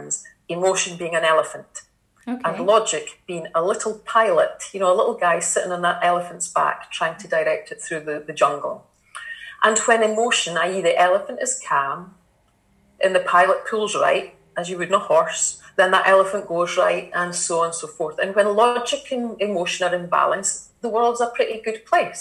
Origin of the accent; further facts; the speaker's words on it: Kinross, Scotland, United Kingdom; I was born and brought up in Kinross in a council estate